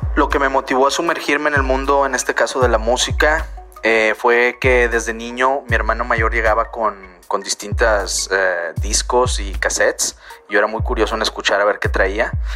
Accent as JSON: {"language": "Spanish", "town": "Monterrey", "region": "Nuevo León", "country": "Mexico", "said": "soy local aquí en Monterrey, Nuevo León."}